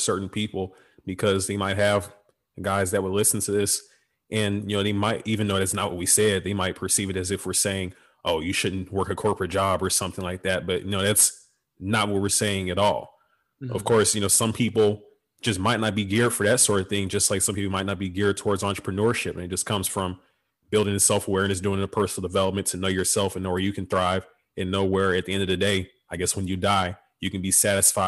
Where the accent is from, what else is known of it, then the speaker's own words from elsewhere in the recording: Beaumont, Texas, United States; I'm from Beaumont, Texas. So I'm only an hour and a half from home